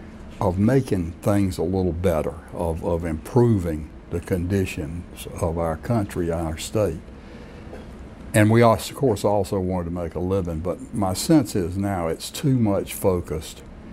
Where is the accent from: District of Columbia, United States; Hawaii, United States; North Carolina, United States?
North Carolina, United States; Raleigh; Well, Raleigh was really just a mid-sized eastern North Carolina town. We were as much eastern North Carolina as any of the eastern cities. It was only about 50,000 people.